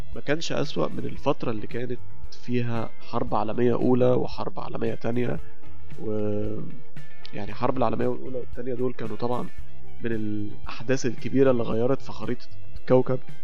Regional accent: Egypt; احنا عندنا في مصر

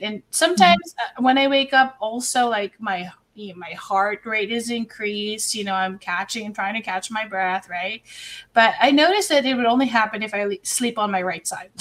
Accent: Philippines; moved away as an adult; also born or lived in Dubai; I'm Filipino

